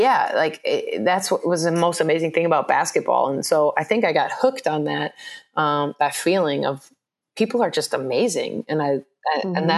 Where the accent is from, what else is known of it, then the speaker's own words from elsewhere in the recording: Milwaukee, Wisconsin, United States; moved away as an adult; also born or lived in Madison, Wisconsin / Harrogate, Tennessee / Groningen, Netherlands / Germany; as a kid, I'm a city kid. Like I'm from Milwaukee